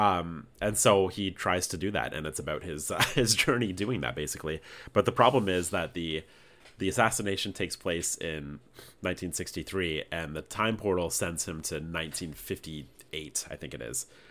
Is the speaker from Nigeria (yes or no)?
no; Canada; we're Canadian